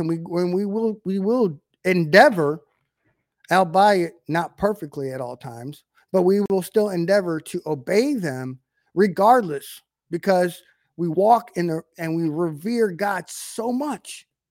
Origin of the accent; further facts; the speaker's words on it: United States; we're in an American culture